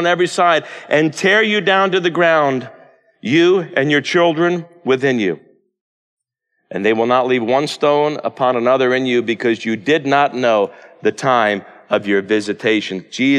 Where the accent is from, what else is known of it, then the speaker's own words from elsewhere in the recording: United States; as an American and a Christian who lives in America